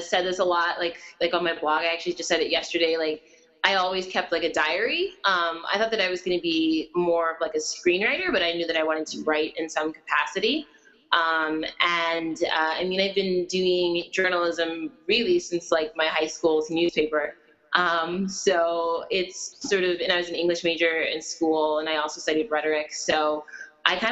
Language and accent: English; Chicago, Illinois, United States; also born or lived in Oak Park; I am born and raised in Chicago, and Oak Park as well